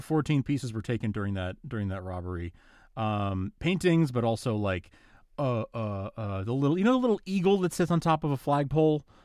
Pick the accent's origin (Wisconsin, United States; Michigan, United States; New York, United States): New York, United States; I'm from New York